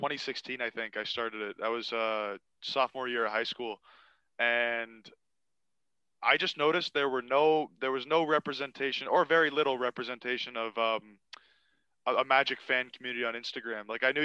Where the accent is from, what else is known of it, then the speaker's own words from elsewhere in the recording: New Jersey, United States; When I was younger, I grew up in New Jersey and I was raised there.